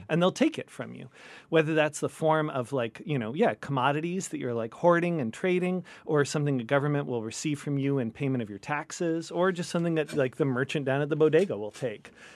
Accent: Bay Area, California, United States; I grew up in the Bay Area.

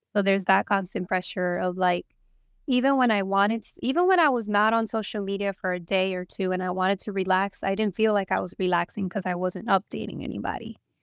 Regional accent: New Jersey, United States; now in Corpus Christi, United States; I was born in New Jersey from Salvadorian mother and Puerto Rican father

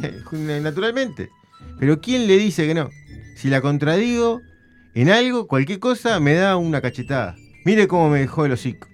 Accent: Montevideo, Uruguay; yo soy de Nuevo París

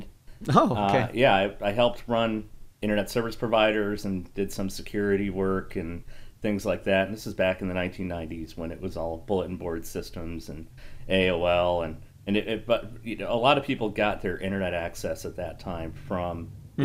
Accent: Connecticut, United States; I originally grew up in Connecticut

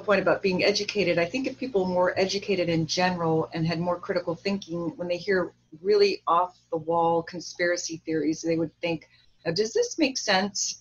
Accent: Orange County, California, United States; also born or lived in Hollywood; I grew up around a lot of Republicans because I grew up in Orange County

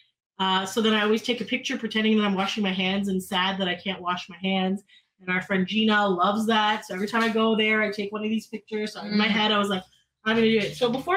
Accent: Canada; we're Canadian

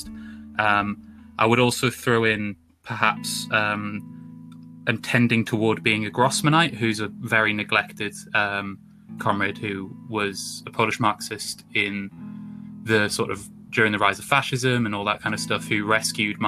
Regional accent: Newcastle upon Tyne, North East England, United Kingdom; moved away as an adult; now in Birmingham, United Kingdom; I'm from the northeast of England originally, from Newcastle

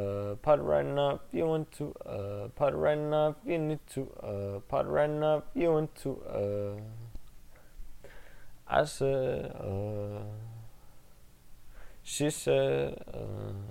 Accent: St. Louis, Missouri, United States; I'm from St. Louis. My mother's from Cali, got that Western influence.

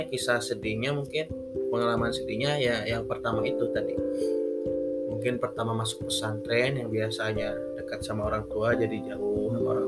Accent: Sukabumi, West Java, Indonesia; Perkenalkan … berasal dari Sukabumi, tanggal lahir 27 Maret tahun 2002.

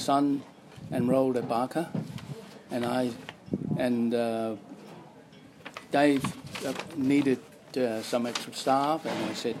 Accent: Singapore; moved away as an adult; now in Australia; I was born in Singapore during the war

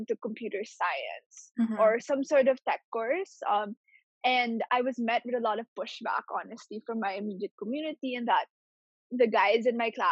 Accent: Philippines; Growing up in the Philippines

